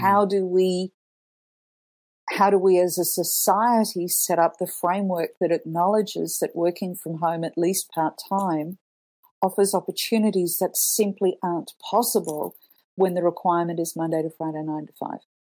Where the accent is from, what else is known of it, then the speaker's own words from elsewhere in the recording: Australia; moved away as an adult; also born or lived in Canada / Italy; growing up in Australia